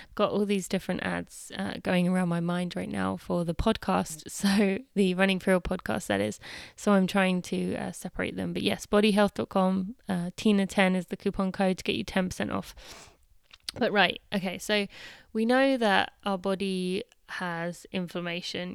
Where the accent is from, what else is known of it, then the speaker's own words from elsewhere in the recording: United Kingdom; being British